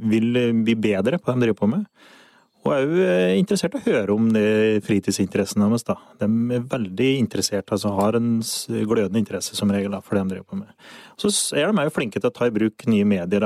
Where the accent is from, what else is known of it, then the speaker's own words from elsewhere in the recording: Solør, Innlandet, Norway; jeg er fra Solør. Jeg eh, har røtter på Finnskogen